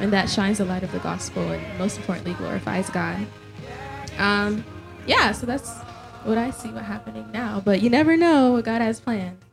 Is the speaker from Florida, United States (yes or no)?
yes; Florida, United States; I was born and raised in Florida but both of my parents immigrated to the United States from Jamaica